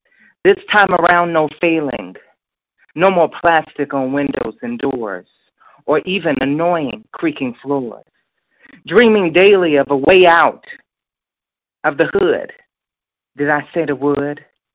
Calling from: Chicago, Illinois, United States; I'm calling from Chicago Southside, Inglewood.

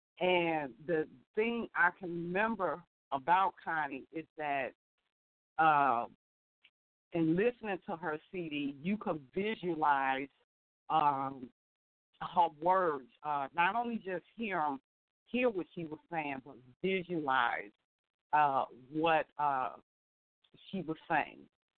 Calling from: Chicago, Illinois, United States; I'm calling from Chicago.

